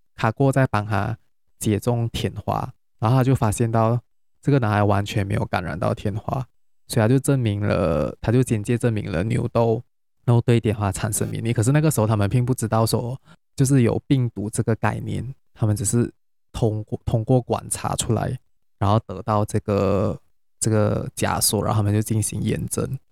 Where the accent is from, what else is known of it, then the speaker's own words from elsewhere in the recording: Penang, Malaysia; now in Kuala Lumpur, Malaysia; 我是从新加坡回来，但是我是马来西亚人，因为最近有放假，所以我会回， 我是，但是我是槟城人啊